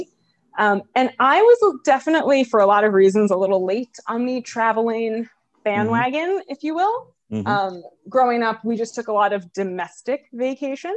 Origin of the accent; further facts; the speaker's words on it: rural New Jersey, United States; moved away as an adult; also born or lived in Vermont / California; now in New York City, United States; I was born in New York City. I was mostly raised in rural New Jersey